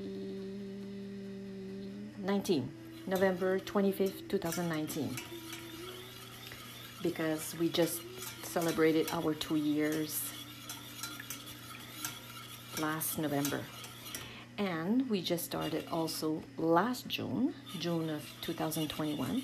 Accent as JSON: {"language": "English", "region": "the Maritimes", "country": "Canada", "lives_now": "Charlo, Canada", "said": "I'm originally from the Maritimes, and right now I live in Charlotte"}